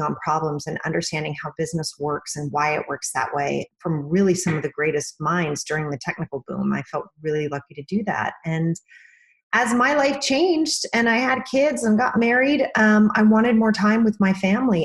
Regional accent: Sandy, Utah, United States; moved away as an adult; now in New York City, United States; I'm originally from Sandy, Utah, which is a little bit far away from where I live outside of New York City now

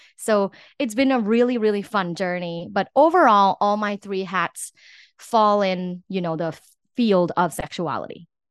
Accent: Thailand; I'm from Thailand

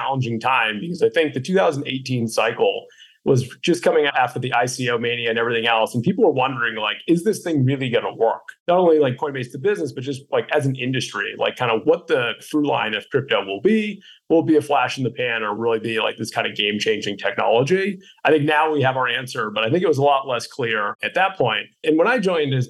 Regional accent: Boston, Massachusetts, United States; being a Bostonian

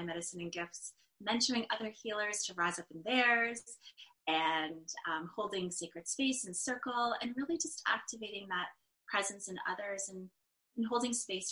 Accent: north of Toronto, Ontario, Canada; I grew up north of Toronto

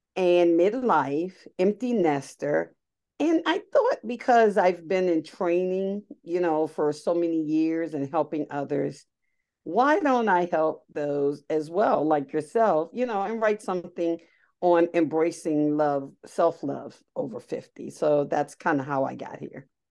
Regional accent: Baltimore, Maryland, United States; moved away as an adult; now in Pennsylvania, United States; I actually grew up in Baltimore City.

